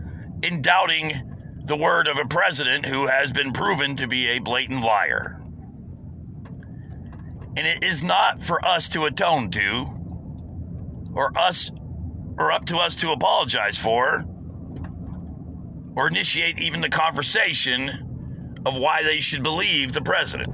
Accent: United States; As an American

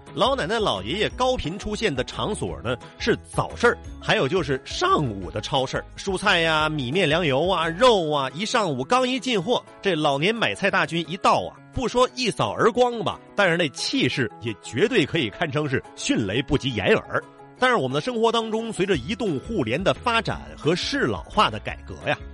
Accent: China; 我们中国人

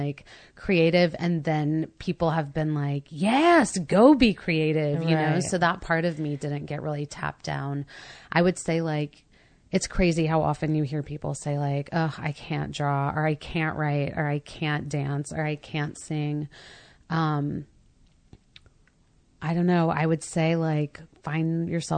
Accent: Mississippi, United States; I was raised very Christian in Mississippi

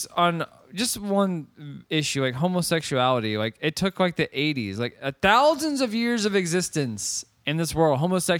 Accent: United States

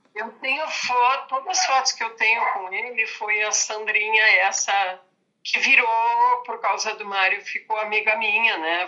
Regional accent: Santa Cruz do Sul, Rio Grande do Sul, Brazil; moved away as an adult; also born or lived in Porto Alegre; now in Santa Cruz do Sul, Brazil; eu sou de Santa Cruz do Sul, uma cidade do interior

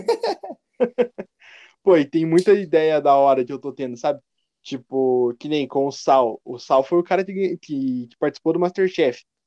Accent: Curitiba, Paraná, Brazil; Eu sou de Curitiba

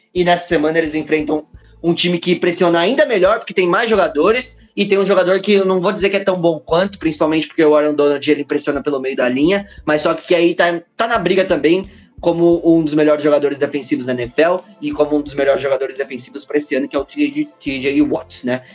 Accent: São Paulo, Brazil; sou aqui da Zona Leste de São Paulo, sou da Quebrada

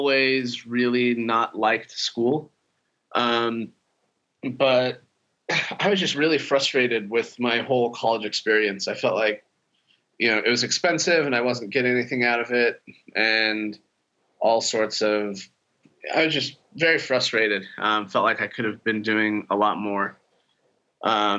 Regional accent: Utah, United States; also born or lived in Ukraine; I grew up in Utah. Pretty small town, simple life

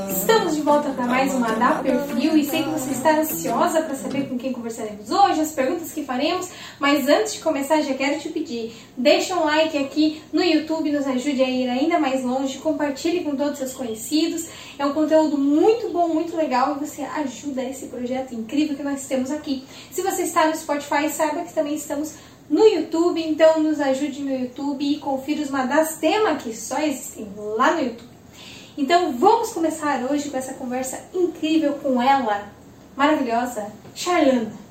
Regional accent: Paraná, Brazil; Do Paraná. Do Paraná. Eu também sou paranaense, entendo.

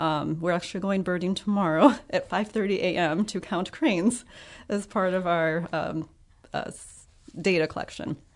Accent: Ottawa, Illinois, United States; moved away as an adult; also born or lived in Estherville, Iowa; now in Freeport, United States; I am originally from Ottawa, Illinois

